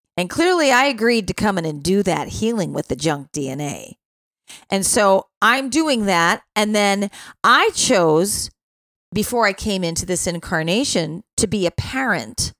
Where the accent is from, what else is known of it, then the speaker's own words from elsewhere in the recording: Chicago, Illinois, United States; when you're living in Chicago